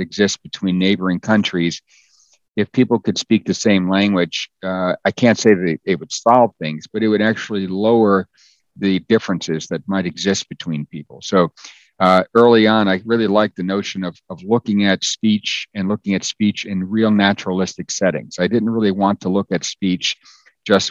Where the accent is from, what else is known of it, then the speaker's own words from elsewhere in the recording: United States; my parents spoke Danish growing up, and I was born in the States, so I could speak English